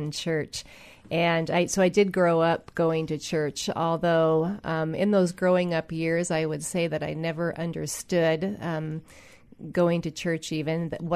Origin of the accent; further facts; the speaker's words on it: Edmonds, Washington, United States; I grew up in Edmonds, Washington.